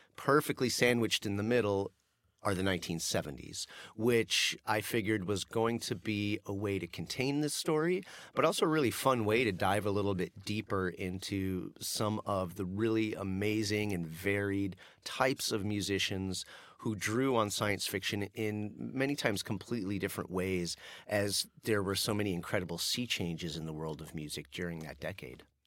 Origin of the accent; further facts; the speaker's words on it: Denver, Colorado, United States; my hometown of Denver